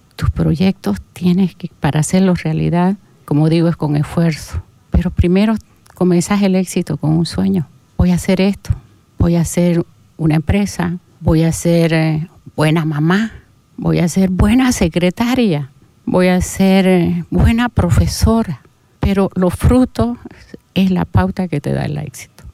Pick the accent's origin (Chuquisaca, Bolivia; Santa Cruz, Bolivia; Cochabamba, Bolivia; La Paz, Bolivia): Santa Cruz, Bolivia; Portachuelo; moved away as an adult; now in Santa Cruz de la Sierra, Bolivia; mi pueblo donde nací